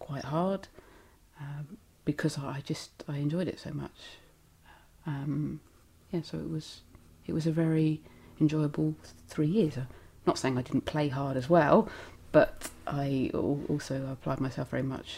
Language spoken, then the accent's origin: English; Southampton, South East England, United Kingdom; I was born in Southampton in Hampshire. I went to a little primary school, Botley Primary School, and then on to comprehensive, Wildon, and then sixth form college, all in Hampshire.